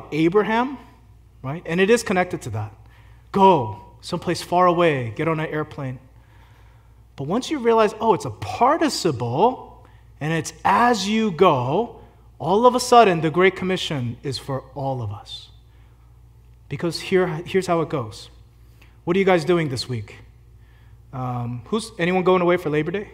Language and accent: English; Philadelphia, Pennsylvania, United States; I grew up in Philly